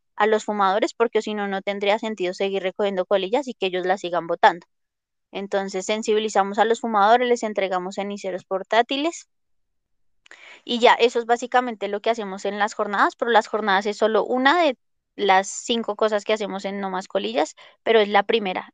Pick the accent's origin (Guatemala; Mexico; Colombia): Colombia; yo la verdad amo mi país